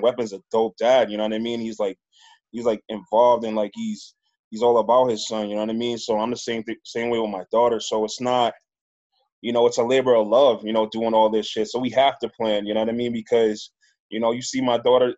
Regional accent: New York, United States; moved away as an adult; now in Worcester, United States; I'm from New York. Yeah, and I'm out here in Worcester.

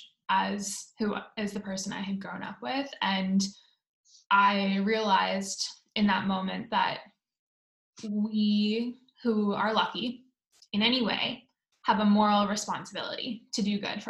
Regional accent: Oakville, Ontario, Canada; moved away as an adult; now in Palo Alto, United States; I grew up in Oakville, and I am a proud Canadian, though I've lived in the States for the last 10 years

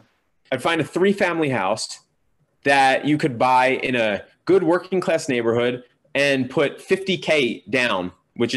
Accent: Pennsylvania, United States; moved away as an adult; now in New York, United States; Pennsylvania where I grew up

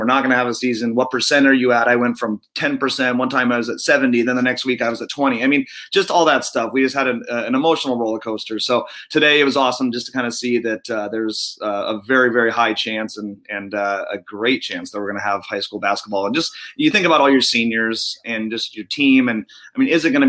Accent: Spokane, Washington, United States; now in Vancouver, United States; I grew up in Spokane, played for Bill Ayers at Mount Spokane High School

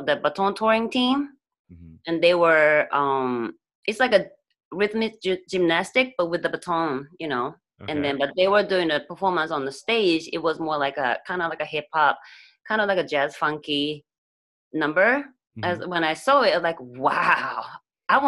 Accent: Nagoya, Aichi, Japan; moved away as an adult; now in New York, United States; I'm from Nagoya. It's not Tokyo.

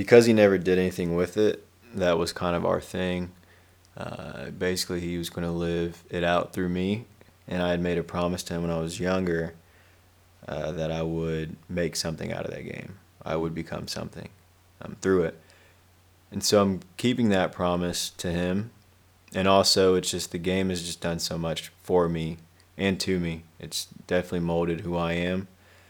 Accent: Connersville, Indiana, United States; I'm from Indiana, small town Connersville.

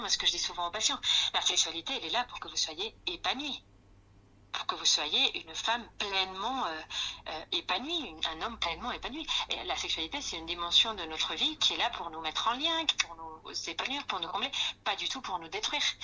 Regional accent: Spain; accent: Spanish; French is a second language; moved away as an adult; now in France; suis d'origine espagnole. Peut-être vous le ressentez par mon accent

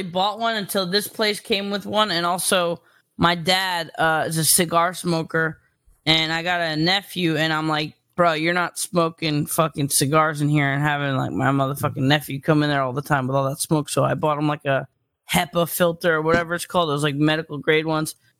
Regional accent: New York City, New York, United States; I'm from New York

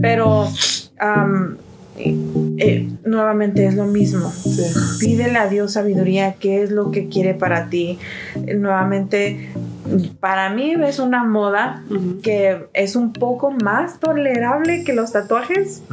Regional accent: Mexico; yo soy mexicana

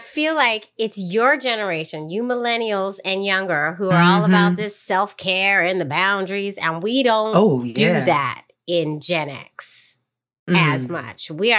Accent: San Francisco, California, United States; moved away as an adult; now in New York, United States; San Francisco, my hometown.

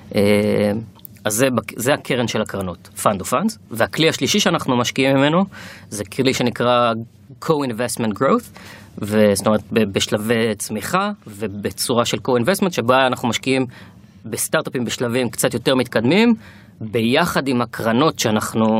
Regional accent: Kiryat Motzkin, Haifa District, Israel; moved away as an adult; also born or lived in Tel Aviv; אני במקום מקריית מוצקין, גדלתי שם עד גיל 18

